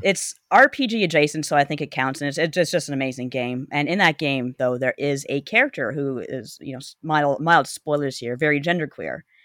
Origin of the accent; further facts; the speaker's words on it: Canada; growing up in Canada, we had kids in the hall